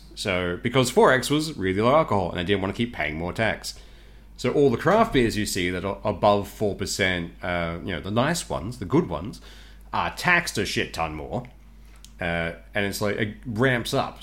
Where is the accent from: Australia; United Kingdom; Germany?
Australia